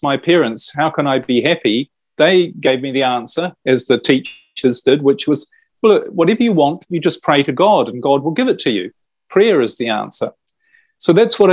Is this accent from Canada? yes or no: no; New Zealand; I was brought up in New Zealand